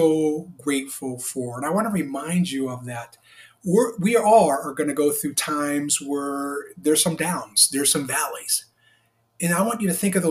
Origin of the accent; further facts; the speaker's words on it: Hartford, Connecticut, United States; I was born on December 9th, 1967 in Hartford, Connecticut